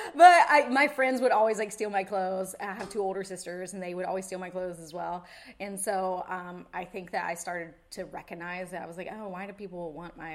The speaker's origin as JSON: {"language": "English", "town": "Wrightsville Beach", "region": "North Carolina", "country": "United States", "tie": "born or raised there", "also_born_or_lived": "California", "moved": "yes", "said": "I grew up in Wrightsville Beach"}